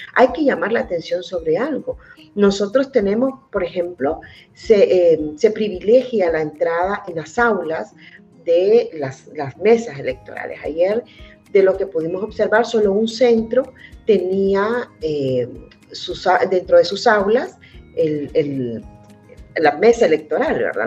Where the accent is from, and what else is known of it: El Salvador